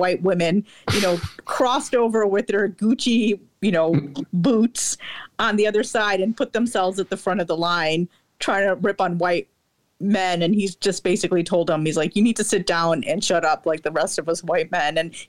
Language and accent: English; India; Like, because I'm Indian.